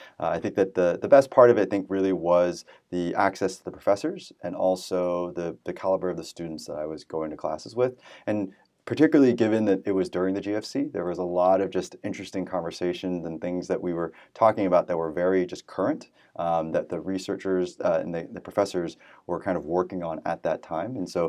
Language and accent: English; San Francisco Bay Area, California, United States; moved away as an adult; also born or lived in New York City; So I was born and raised in the San Francisco Bay Area, went to college in New York City at Columbia University